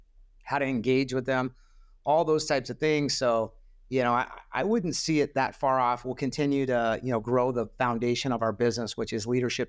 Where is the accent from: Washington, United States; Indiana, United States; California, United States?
Washington, United States; Spokane; I was born in Spokane, and I grew up going to their training camps